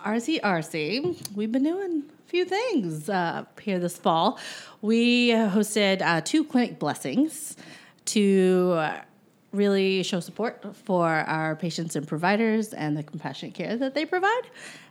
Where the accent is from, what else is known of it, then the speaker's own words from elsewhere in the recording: Chillicothe, Ohio, United States; I'm also from Chillicothe